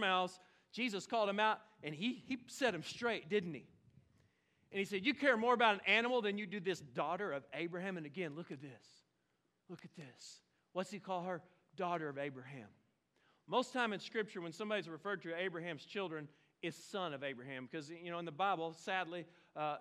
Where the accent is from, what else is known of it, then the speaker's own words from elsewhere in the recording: Oklahoma, United States; now in Fort Smith, United States; I'm from Oklahoma